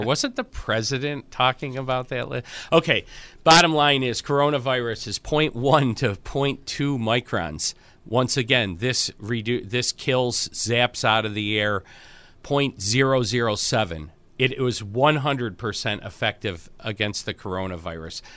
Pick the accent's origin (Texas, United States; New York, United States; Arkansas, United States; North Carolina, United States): New York, United States; Buffalo; I'm from Buffalo